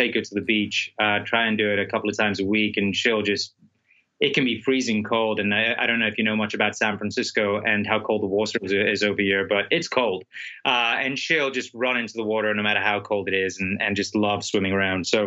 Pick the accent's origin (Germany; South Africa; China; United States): South Africa; I'm from South Africa